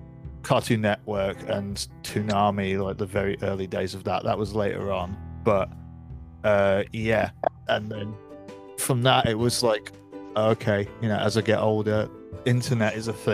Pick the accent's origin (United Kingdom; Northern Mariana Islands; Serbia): United Kingdom; West Midlands; moved away as an adult; now in London, United Kingdom; I grew up just outside of Birmingham in the Midlands. I moved to London after I went to uni. So I've been here, since like 2013.